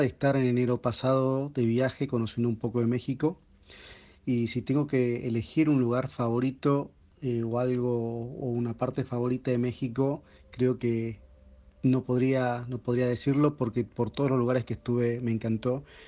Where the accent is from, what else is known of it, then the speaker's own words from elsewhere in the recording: San Miguel de Tucumán, Tucumán, Argentina; soy de Tucumán, en el norte de Argentina